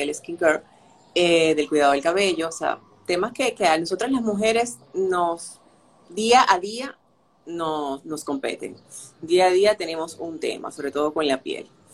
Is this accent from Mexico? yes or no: no; Venezuela; moved away as an adult; now in Dominican Republic; desde que me mudé a República Dominicana, y soy venezolana